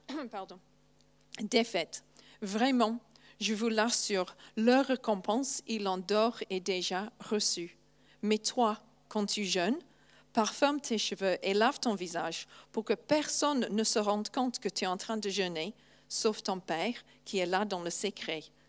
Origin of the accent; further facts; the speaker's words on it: England, United Kingdom; first language English; French is a second language; moved away; je suis anglaise